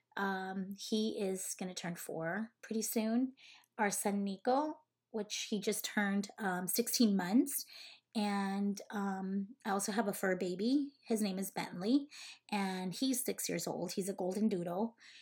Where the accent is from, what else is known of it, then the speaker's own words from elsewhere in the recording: Cananea, Sonora, Mexico; moved away as an adult; also born or lived in Los Angeles, California / Las Vegas, Nevada; I was, uh, raised in Sonora, Mexico, in a small little town called Cananea, Sonora